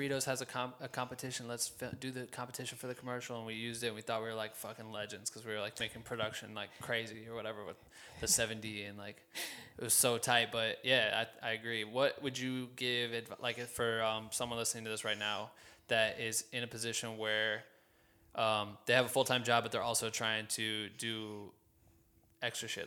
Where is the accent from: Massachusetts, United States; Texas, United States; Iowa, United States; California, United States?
Iowa, United States; my hometown in the state of fucking Iowa